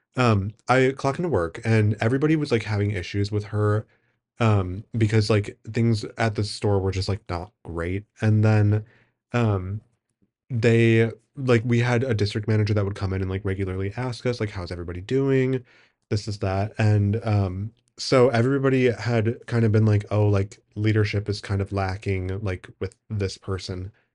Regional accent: Wisconsin, United States; I'm from Wisconsin

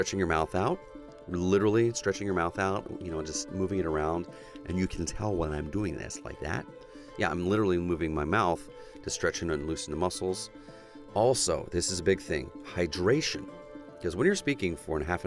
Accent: United States; accent: American; also born or lived in Oklahoma; my American accent

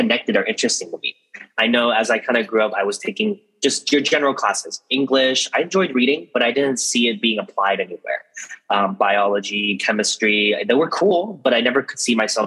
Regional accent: San Leandro, California, United States; also born or lived in San Diego; I grew up in the Bay Area, specifically a small city named San Leandro

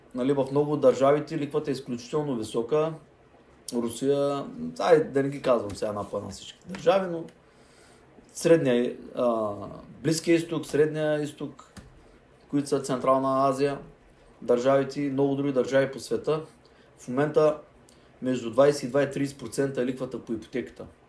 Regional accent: Bulgaria; националист съм, червата си, българ съм, българ съм

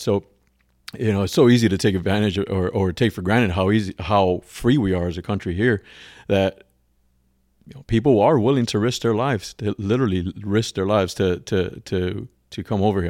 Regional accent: Havana, Cuba; now in Florida, United States; I was born in Cuba and, um, in a, in Havana, a small in a smaller area, suburb of Hav-, of Ha-, Havana called San Miguel

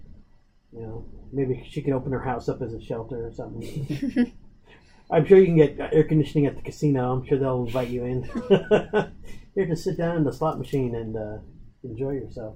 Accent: Alaska, United States; we're all from Alaska

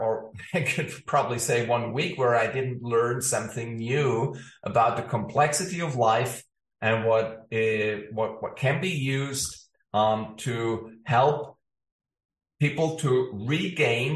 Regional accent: Ulm, Baden-Württemberg, Germany; moved away as an adult; also born or lived in Stockholm; the town I grew up in Ulm in southern Germany

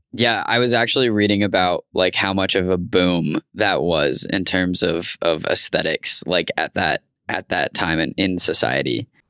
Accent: Tucson, Arizona, United States; moved away; in Tucson, my hometown.

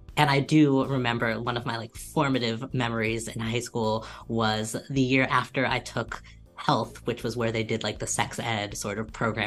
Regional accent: St. Louis, Missouri, United States; moved away as an adult; now in Ann Arbor, United States; I'm from St. Louis, or like the suburbs outside of St. Louis

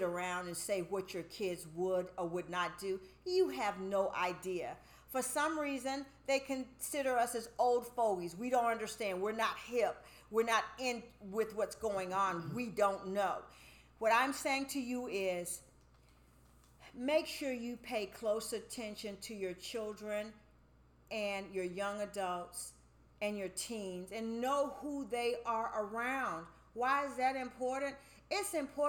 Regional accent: United States; we as African American women

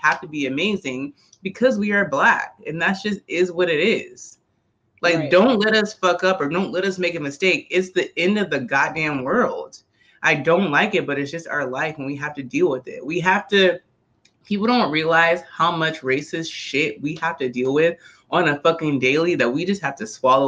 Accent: Charleston, South Carolina, United States; because we're both from Charleston

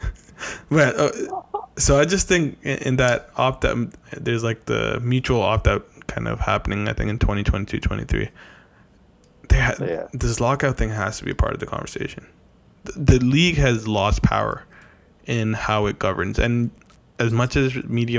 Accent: Canada; we're Canadian

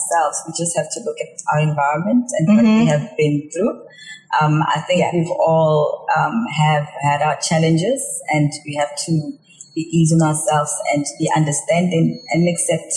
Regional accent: South Africa; moved away as an adult; now in Hong Kong; I'm from South Africa and I'm quite connected to the public relations industry and the marketing industry that side

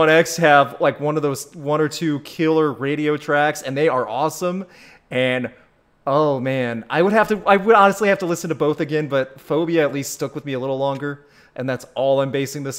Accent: United States; We're American.

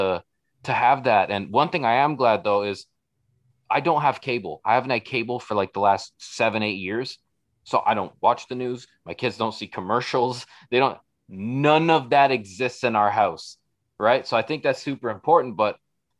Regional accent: Toronto, Ontario, Canada; moved away as an adult; now in Brantford, Canada; where I grew up on Jane and Weston, like the hood

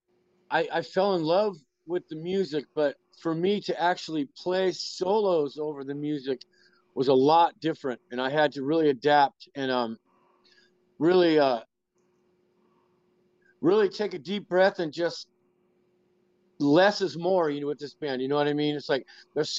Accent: Oakland, California, United States; also born or lived in Berkeley, California; I was born and raised in Oakland

